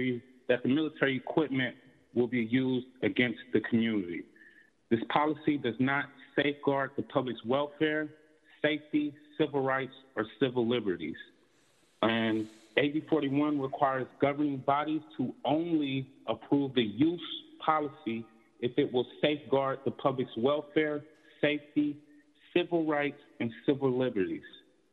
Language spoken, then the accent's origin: English; San Francisco, California, United States; I grew up in Hunters Point, and Hunters Point was once a naval shipyard.